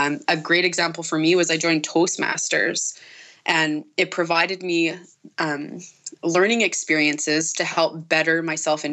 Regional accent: Nipawin, Saskatchewan, Canada; my hometown here in Nipawin

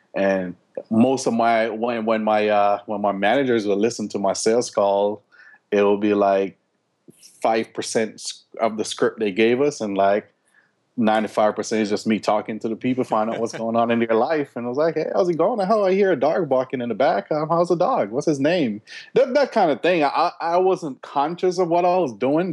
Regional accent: Jamaica; moved away; also born or lived in Florida / Atlanta, Georgia; we grew up in Jamaica

